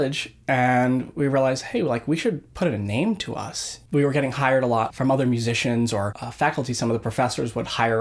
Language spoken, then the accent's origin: English; Clearwater, Florida, United States; And I'm from exotic Clearwater, Florida.